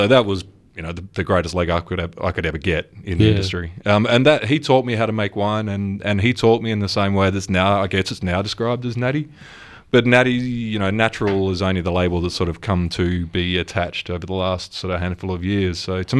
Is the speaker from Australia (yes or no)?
yes; Perth, Western Australia, Australia; now in Melbourne, Australia; I grew up in Perth